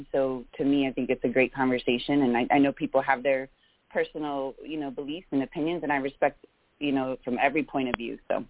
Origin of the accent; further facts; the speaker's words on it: West Palm Beach, Florida, United States; I am originally from South Florida. I was born and raised about in West Palm Beach, so about 2 hours north of Miami, very diverse upbringing, which I love.